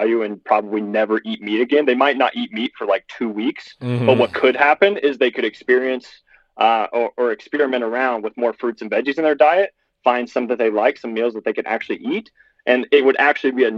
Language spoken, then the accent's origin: English; Lexington, Kentucky, United States; I'm a 25-year-old. I'm from Lexington, Kentucky